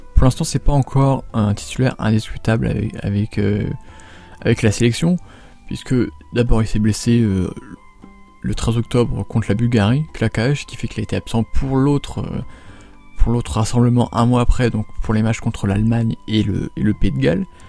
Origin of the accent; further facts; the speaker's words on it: France; en tant que français